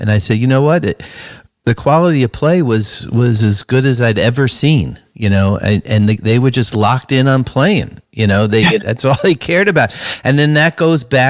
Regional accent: New York City, New York, United States; I grew up in Brooklyn playing street basketball, playing in the driveway, playing in the schoolyard

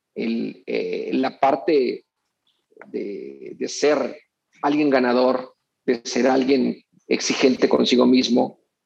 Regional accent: Mexico; also born or lived in Culiacán; como mexicano

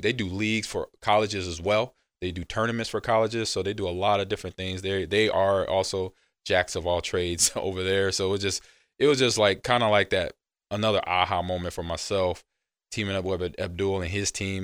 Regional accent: Los Angeles, California, United States; I remember growing up in Los Angeles where the teachers went on strike

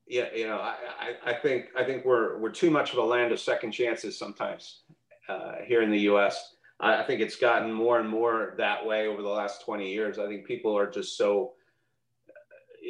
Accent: Canada; also born or lived in Montreal / Toronto; now in United States; being a Canadian

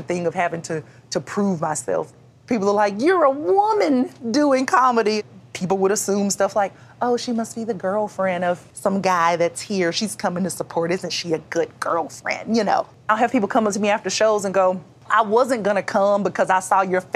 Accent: Columbus, Georgia, United States; I was born and raised in Columbus, Georgia

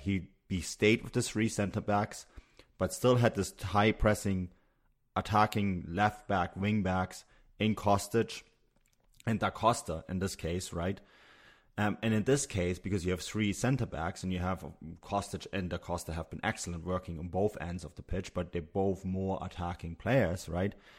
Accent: Munich, Bavaria, Germany; growing up in Munich, which is just an hour drive from Salzburg

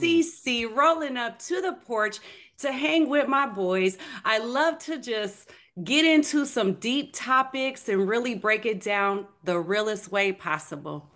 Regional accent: Minneapolis, Minnesota, United States; moved away; I'm originally from Minneapolis, Minnesota

